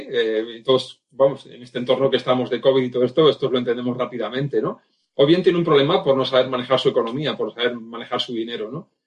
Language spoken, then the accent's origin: Spanish; Vitoria-Gasteiz, Basque Country, Spain; yo nací en Vitoria hace ya 51 años